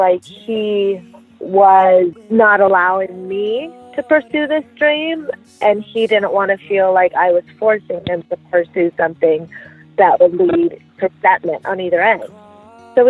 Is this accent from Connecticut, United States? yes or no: no; Las Vegas, Nevada, United States; moved away as an adult; now in San Francisco, United States; I live in San Francisco right now. I grew up in Las Vegas, but we've been here in the Bay Area for the last 11 years.